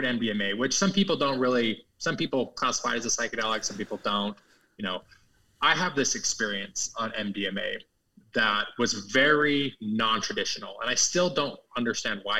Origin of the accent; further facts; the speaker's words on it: Utah, United States; growing up in Utah, where I grew up as a, you know, Christian, conservative, upper middle class, white neighborhood